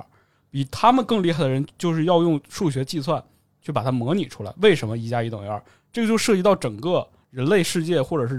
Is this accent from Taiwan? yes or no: no; Northeast China, China; 我是我是东北人，